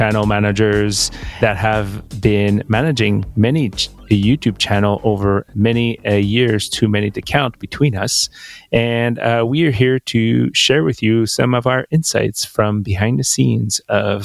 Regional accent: Quebec, Canada; I'm born and raised Quebec. So I went to French school most of my life, and which is why I have this weird accent

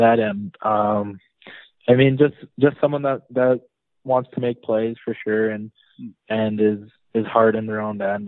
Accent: Nobleton, Ontario, Canada; hometown's Nobleton, Ontario for me. Um, grew up there my whole life pretty much

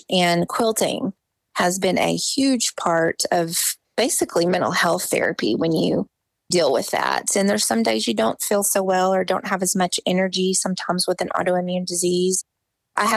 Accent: Pencil Bluff, Arkansas, United States; moved away as an adult; also born or lived in Conway, Arkansas / Whidbey Island, Washington / Denver, Colorado / Huntsville, Alabama; now in Springfield, United States; Pencil Bluff was the town I grew up in the Washtenaw National Forest.

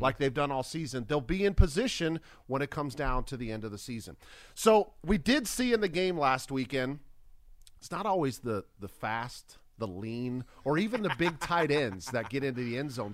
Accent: Minnesota, United States; I grew up in Minnesota

